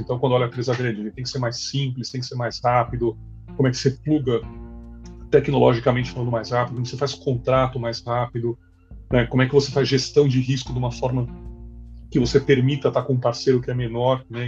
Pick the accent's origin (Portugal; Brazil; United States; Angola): Brazil; como brasileiro